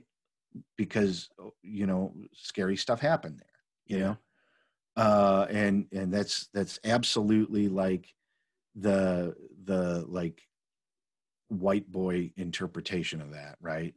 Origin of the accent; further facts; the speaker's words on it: Chicago, Illinois, United States; I grew up in Chicago